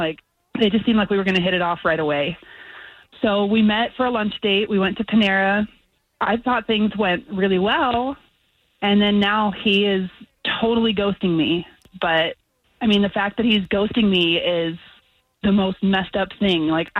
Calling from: Winter Park, Florida, United States; I'm calling from Winter Park.

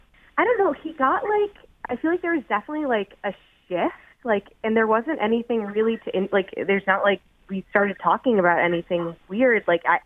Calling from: Dayton, Ohio, United States

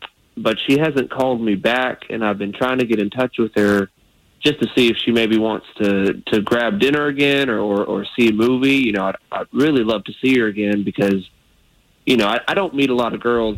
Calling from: Sanford, Florida, United States; I'm from Sanford.

